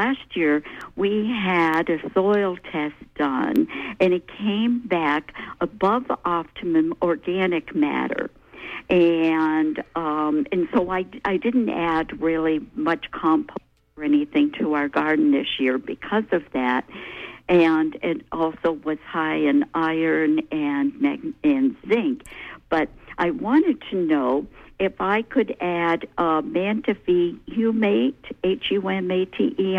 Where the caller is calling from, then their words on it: Winter Harbor, Maine, United States; I'm calling from Winter Harbor